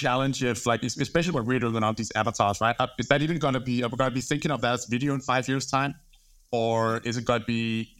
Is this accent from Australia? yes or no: no; Copenhagen, Capital Region of Denmark, Denmark; moved away as an adult; now in London, United Kingdom; I'm from Denmark, grew up in Copenhagen, moved to London